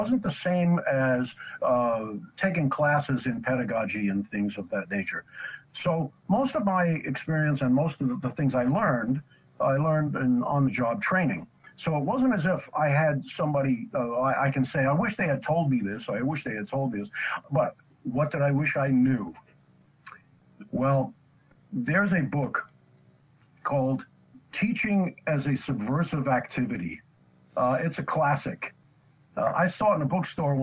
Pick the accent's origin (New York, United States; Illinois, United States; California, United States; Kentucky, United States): New York, United States; New York City; I grew up in New York City